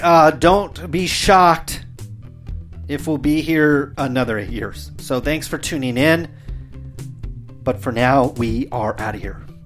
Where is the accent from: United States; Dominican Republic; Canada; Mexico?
United States; Stockton, California; my hometown, I've seen mentions Stockton itself